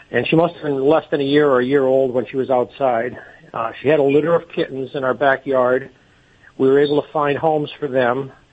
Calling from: Reading, Pennsylvania, United States; Uh, Reading, Pennsylvania.

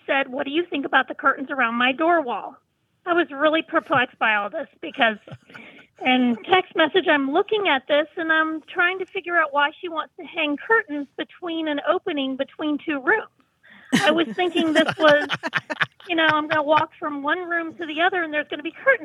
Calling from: South Mills, North Carolina, United States; I am calling you from South Mills, North Carolina

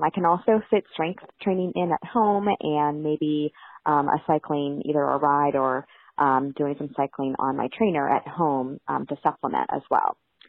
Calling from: Mountain Top, Pennsylvania, United States; I'm calling from Mountaintop, Pennsylvania, and I am a mother runner. I have a 3.5-year-old son and an 11-month-old daughter.

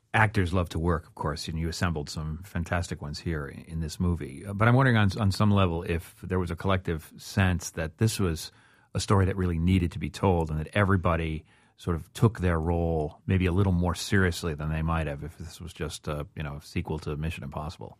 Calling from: Fort Lauderdale, Florida, United States; I'm calling from Fort Lauderdale area of Florida

